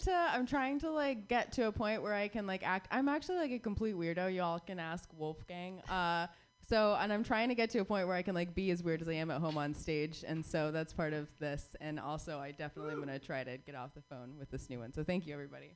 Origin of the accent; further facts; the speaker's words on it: Phoenix, Arizona, United States; my hometown favorite, Long Wongs. I drove past Long Wongs, or I rode past Long Wongs rather, for 16 years in Phoenix, Arizona